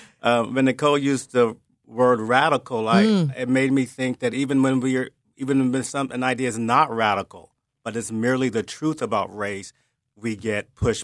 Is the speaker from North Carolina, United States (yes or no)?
yes; Wilmington, North Carolina, United States; moved away as an adult; also born or lived in New York City; I didn't learn that when I was growing up in Wilmington. Yeah. It took me to be living in New York City in my 30s